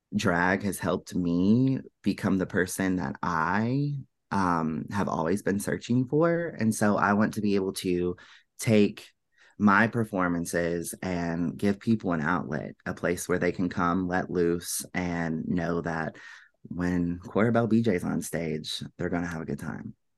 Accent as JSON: {"language": "English", "town": "Finchville", "region": "Kentucky", "country": "United States", "tie": "born or raised there", "said": "I grew up in a small town right outside of Louisville, and it's actually called Finchville"}